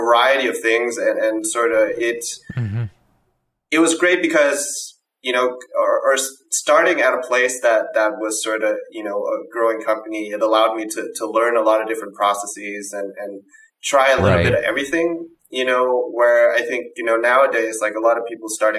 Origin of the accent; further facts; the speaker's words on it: Denmark; And I'm from Denmark. So growing up in Denmark